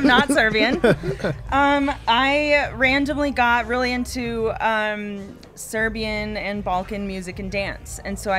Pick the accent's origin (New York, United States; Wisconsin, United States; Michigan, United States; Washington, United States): Washington, United States; Seattle; now in Berkeley, United States; I'm from Seattle, Washington area, but I live in Berkeley, California.